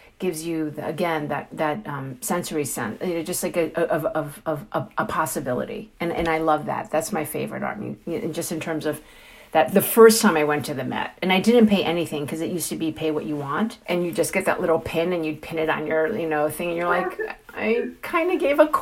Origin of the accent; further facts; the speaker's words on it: New York City, New York, United States; also born or lived in Hong Kong / Chinatown, New York; I'm a born and raised New Yorker. You know, I grew up in Flushing before Flushing was Flushing.